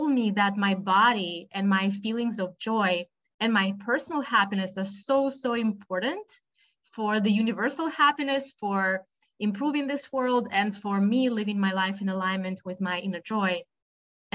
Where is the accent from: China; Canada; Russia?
Russia; moved away as an adult; also born or lived in United States; now in Boston, United States; I was born and raised in Russia